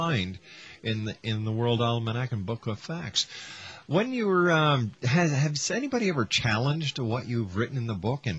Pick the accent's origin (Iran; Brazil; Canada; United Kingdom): Canada; I'm a Canadian.